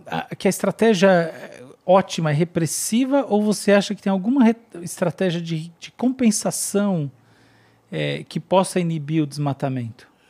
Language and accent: Portuguese; Brazil; como brasileiros